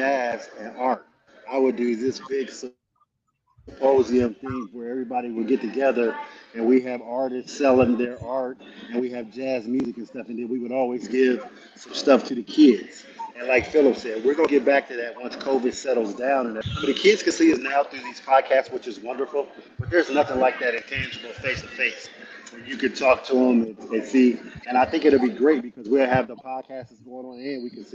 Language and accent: English; Ohio, United States; now in Tampa, United States; I'm from Ohio and I live in Tampa, Florida now